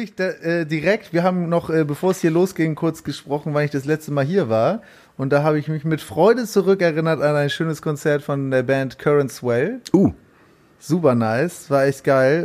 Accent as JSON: {"language": "German", "region": "Hamburg", "country": "Germany", "tie": "born or raised there", "said": "ich bin in Barmbek auch aufgewachsen"}